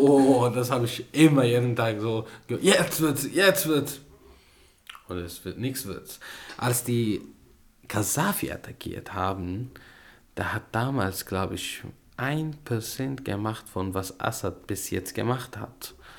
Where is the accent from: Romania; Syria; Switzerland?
Syria; German is a second language; moved away as an adult; now in Germany; wir sind von dieses Menschen geflüchtet und wir hatten Angst vor dieses Menschen und deswegen haben wir unser Land verlassen